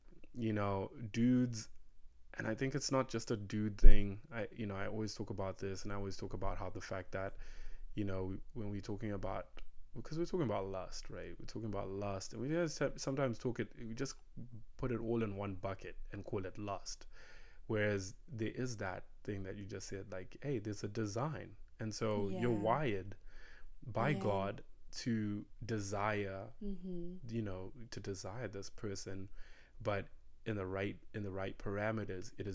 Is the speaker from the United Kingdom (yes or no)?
no; Zimbabwe; English is a second language; moved away as an adult; now in United States; we come from Zimbabwe